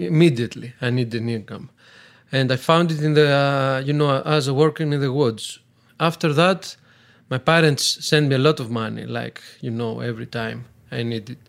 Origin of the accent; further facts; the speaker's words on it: Athens, Attica, Greece; English is a second language; moved away as an adult; now in Tristeno, Greece; I grew up and born in Athens